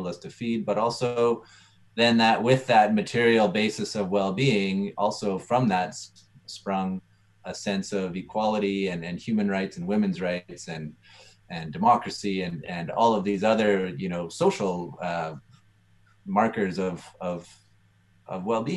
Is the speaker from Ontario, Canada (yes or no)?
no; Edmonton, Alberta, Canada; I grew up in Edmonton near the University of Alberta